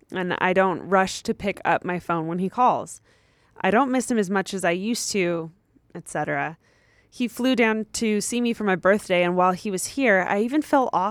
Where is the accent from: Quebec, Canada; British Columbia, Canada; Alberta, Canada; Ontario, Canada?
Ontario, Canada; He and I are both in post secondary school right now. I'm from Ontario, Canada, where he is finishing his degree.